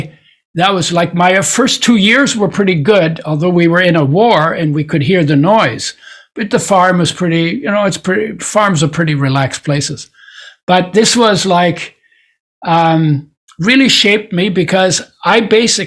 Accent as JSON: {"language": "English", "country": "Poland", "tie": "born or raised there", "said": "I was born in Poland. It was at that time part of Germany."}